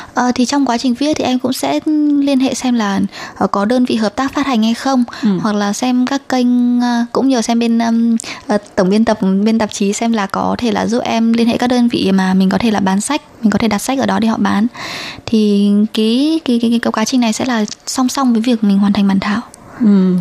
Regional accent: Vietnam; now in Taiwan; người Việt Nam ở Đài Loan

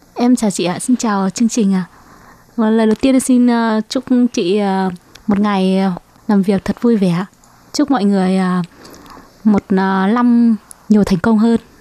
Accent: Hải Dương, Vietnam; moved away as an adult; also born or lived in Hưng Yên; now in Taiwan; Quê gốc của em quê Hải Dương

